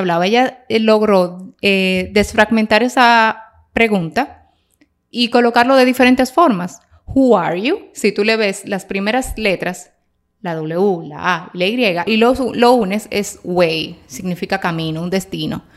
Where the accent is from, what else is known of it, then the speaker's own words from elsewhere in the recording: Dominican Republic; soy dominicana. Yo era la dominicanita del grupo